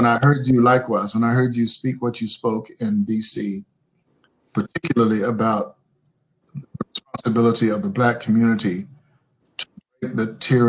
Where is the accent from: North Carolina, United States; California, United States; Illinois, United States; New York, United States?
North Carolina, United States; moved away as an adult; now in San Antonio, United States; I wasn't born and raised here. I'm a North Carolina country boy. There were 500 living things in my hometown.